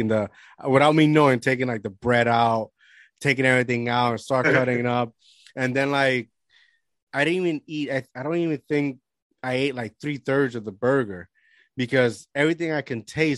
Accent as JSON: {"language": "English", "country": "Puerto Rico", "tie": "born or raised there", "moved": "as an adult", "said": "I grew up, majority of my life, I grew up in Puerto Rico"}